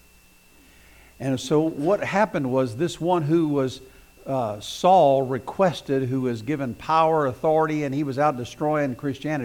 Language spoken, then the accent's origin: English; southeast Missouri, United States; moved away; I grew up in Missouri, southeast Missouri, and there's lots of brush and woods